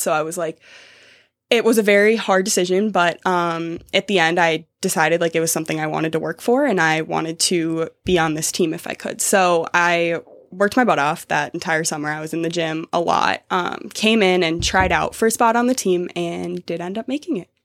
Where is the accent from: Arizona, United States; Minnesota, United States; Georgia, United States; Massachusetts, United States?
Minnesota, United States; Savage; moved away as an adult; I'm from Minnesota